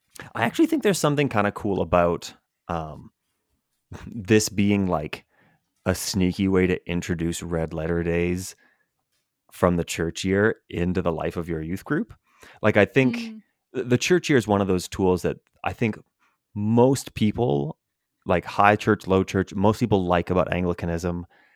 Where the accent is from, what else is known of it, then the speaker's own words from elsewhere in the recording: Edmonton, Alberta, Canada; So it's funny growing up in Canada, in the public school system in Edmonton, Alberta, there are two elementary schools that are German immersion schools